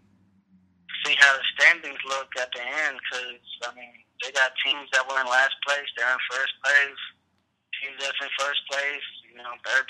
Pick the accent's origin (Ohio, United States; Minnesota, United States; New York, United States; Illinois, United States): New York, United States; I'm from New York